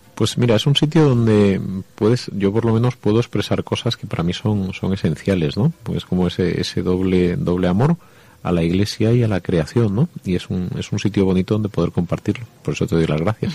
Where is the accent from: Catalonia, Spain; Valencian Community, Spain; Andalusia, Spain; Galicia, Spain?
Andalusia, Spain; Jaén; soy de Jaén